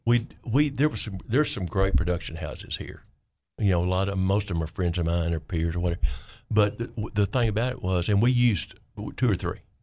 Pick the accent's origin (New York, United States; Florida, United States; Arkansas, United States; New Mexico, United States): Arkansas, United States; Clinton; I'm from Vayner County